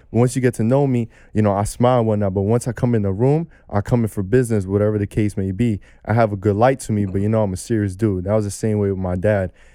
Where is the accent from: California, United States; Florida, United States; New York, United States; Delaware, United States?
New York, United States; New York City; young kid growing up in Brooklyn, New York